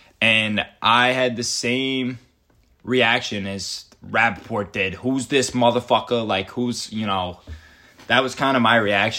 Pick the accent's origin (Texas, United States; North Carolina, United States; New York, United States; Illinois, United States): North Carolina, United States; also born or lived in New Jersey; So we kind of sound like we're from New Jersey, but we have lived in North Carolina most of our lives, the past 15, 16 years.